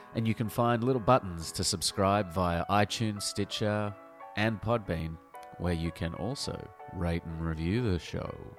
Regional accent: Melbourne, Victoria, Australia; a Melbourne boy

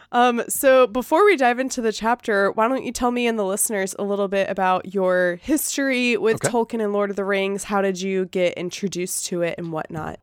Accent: the South, United States; accent: Southern; my like Southern dialect

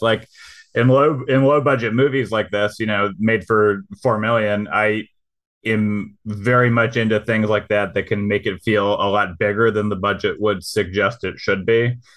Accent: Michigan, United States; I'm from Michigan

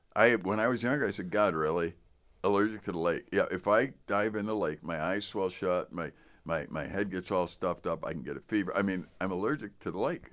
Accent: Chicago, Illinois, United States; I was from Chicago

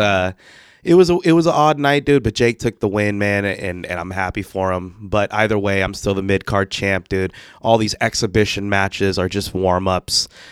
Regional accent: Vallejo, California, United States; I'm from Vallejo

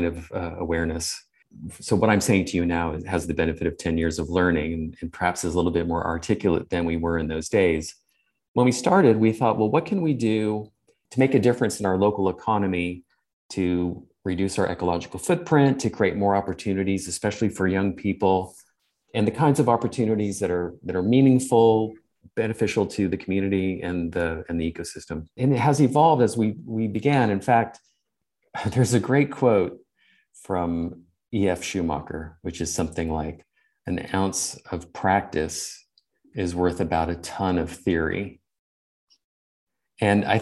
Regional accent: California, United States; moved away as an adult; now in England, United Kingdom; I'm from California

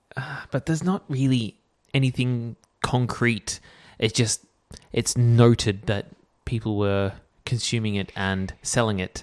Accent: Canberra, Australian Capital Territory, Australia; growing up in Canberra

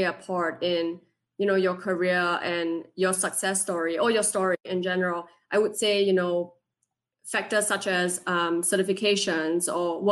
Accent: Singapore; also born or lived in West Virginia; now in Pittsburgh, United States; I'm originally from Singapore

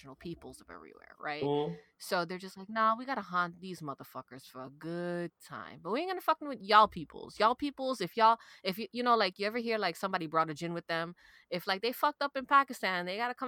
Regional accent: New York City, New York, United States; I got Irish, right? And like, I'm from Brooklyn

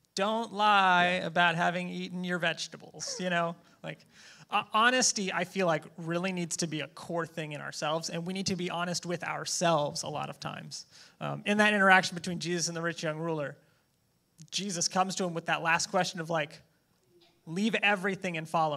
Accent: United States; I'm an American

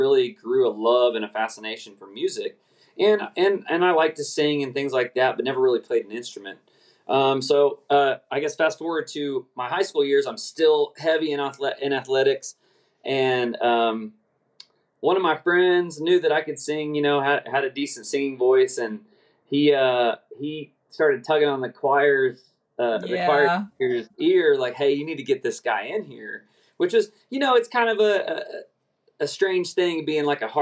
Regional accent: Oklahoma City, Oklahoma, United States; grew up in Oklahoma City Metroplex

